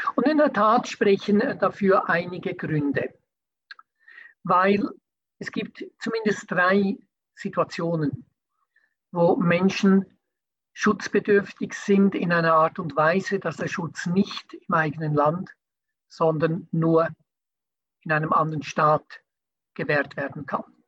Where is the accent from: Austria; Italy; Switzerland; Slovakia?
Switzerland; bei uns in der Schweiz